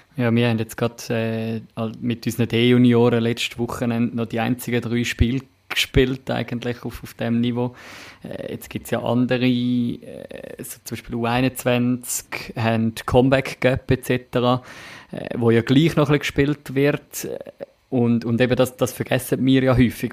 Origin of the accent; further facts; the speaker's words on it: Winterthur, Zurich, Switzerland; für mich als Winterthurer